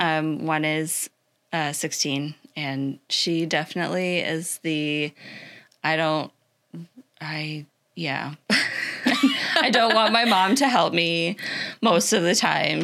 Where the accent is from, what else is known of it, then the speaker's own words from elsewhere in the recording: Iowa, United States; moved away as an adult; also born or lived in Minnesota / Illinois; now in Florida, United States; I grew up in Iowa.